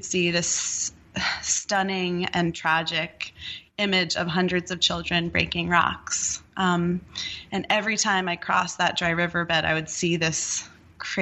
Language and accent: English; New Jersey, United States; moved away as an adult; now in Nepal; I grew up in New Jersey, and I was really, if you can picture her, I was a very suburban New Jersey teenager